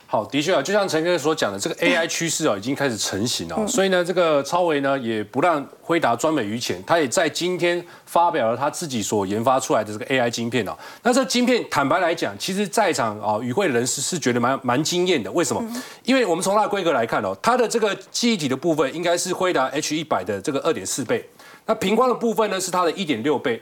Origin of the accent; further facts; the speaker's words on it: Taiwan; 而且这三个人我觉得我是台湾人，非常骄傲，因为都是台湾人哦